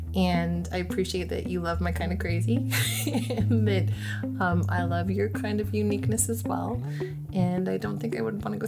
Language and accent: English; Winnipeg, Manitoba, Canada; moved away as an adult; now in Toronto, Canada; Okay, so I'm from Winnipeg originally and had just moved to Toronto about a year before Chris and I met.